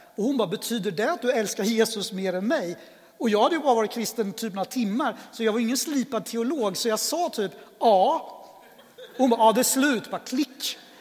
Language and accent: Swedish; Örebro, Örebro County, Sweden; also born or lived in Colombia; jag är adoptivbarn, kom till Sverige 1972 eh, och jag är uppväxt tillsammans då med min pappa och min farmor därför att min eh, Lilla syster som också adopterades till Sverige och min mamma de flyttade från Örebro ganska tidigt